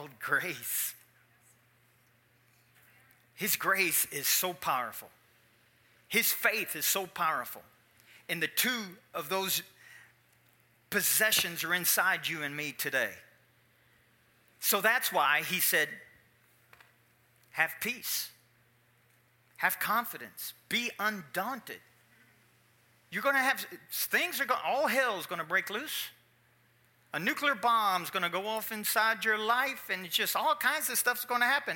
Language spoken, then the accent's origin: English; Louisville, Kentucky, United States; I'm from Louisville, Kentucky, which is a big boxing town